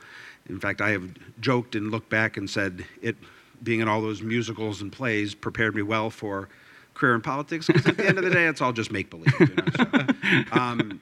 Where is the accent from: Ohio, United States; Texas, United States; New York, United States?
Ohio, United States; Toledo; also born or lived in San Diego / Milwaukee / Michigan; I was born in San Diego simply because my dad was in the Navy. But as soon as he was discharged, we moved to Toledo. And I think I was 3 months old or 4 months old. And I've been a Toledoan ever since, with the exception of collegiate stays.